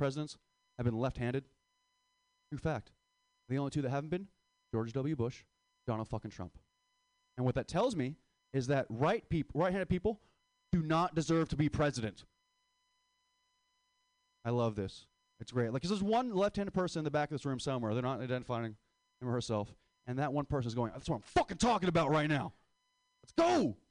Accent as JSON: {"language": "English", "country": "Philippines", "said": "And it goes back to the joke about saying how I hate being Filipino."}